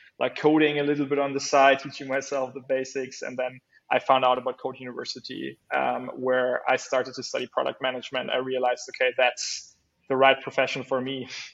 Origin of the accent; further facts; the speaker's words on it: Bremen, Germany; my home state of Bremen